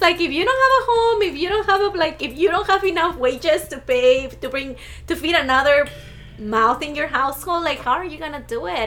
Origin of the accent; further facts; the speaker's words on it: Arizona, United States; also born or lived in Mexico; growing up here, I didn't really see Arizona as home